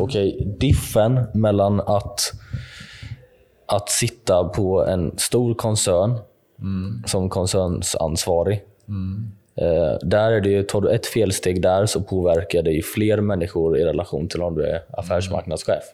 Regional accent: Jönköping, Jönköping County, Sweden; min hemstad, säkert Jönköping

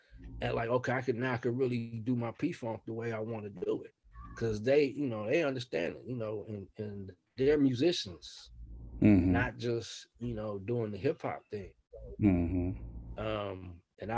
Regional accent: Oakland, California, United States; I grew up in West Oakland

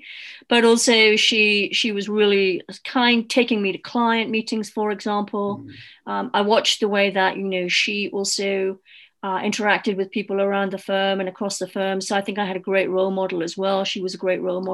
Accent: Newcastle upon Tyne, North East England, United Kingdom; moved away as an adult; also born or lived in London; my background was I came from Newcastle

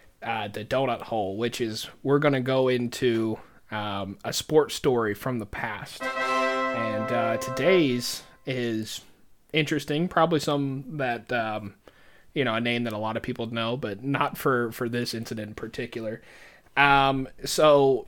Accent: Georgia, United States; You know, that's something else about growing up in Georgia.

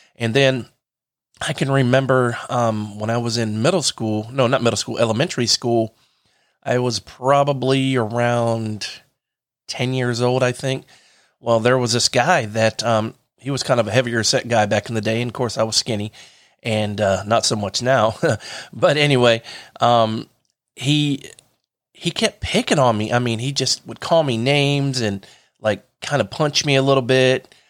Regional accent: Delaware, United States; now in Lakeland, United States; I'm from Delaware.

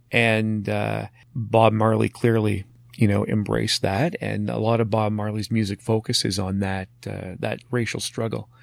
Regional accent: Marathon, Ontario, Canada; growing up in Marathon

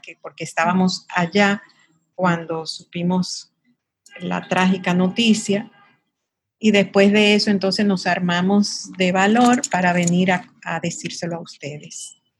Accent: Sosúa, Puerto Plata, Dominican Republic; moved away as an adult; also born or lived in Santiago / United States; now in Santo Domingo, Dominican Republic; yo soy oriunda de Sosúa, es un pueblo muy pequeño en el norte de la República Dominicana

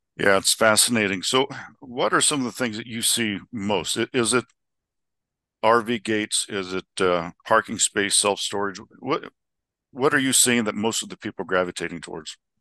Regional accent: Scottsdale, Arizona, United States; my hometown of Scottsdale

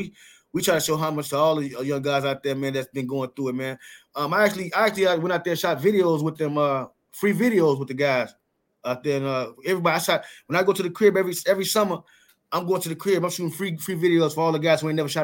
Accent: Chicago, Illinois, United States; now in West Coast, United States; I'm from Chicago

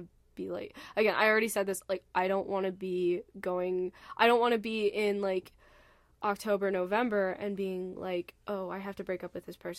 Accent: United States; accent: American

